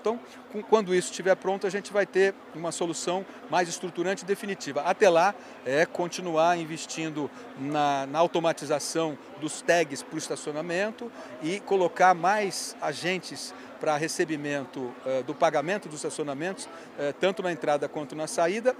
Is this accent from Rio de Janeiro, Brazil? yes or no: no; Ribeirão Preto, São Paulo, Brazil; ser prefeito da cidade onde eu nasci